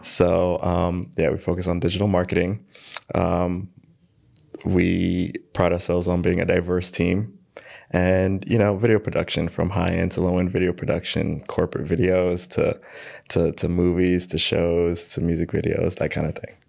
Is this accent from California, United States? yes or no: no; New York City, New York, United States; I am from Queens, New York, born and raised